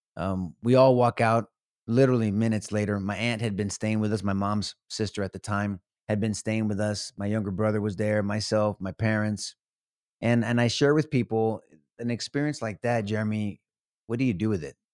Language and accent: English; San Antonio, Texas, United States; San Antonio, all my life, homegrown